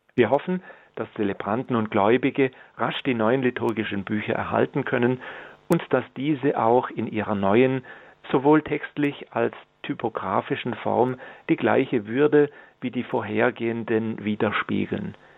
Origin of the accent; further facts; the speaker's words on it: Germany; bei uns in Deutschland oder im deutschen Sprachraum